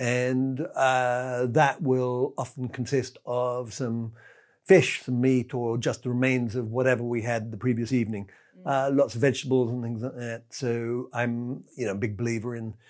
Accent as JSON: {"language": "English", "region": "England", "country": "United Kingdom", "said": "I'm English"}